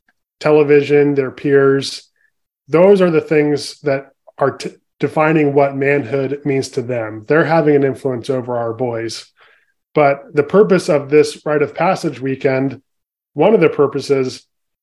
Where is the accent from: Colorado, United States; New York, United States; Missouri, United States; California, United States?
California, United States; San Francisco Bay Area; So I grew up in the San Francisco Bay Area in California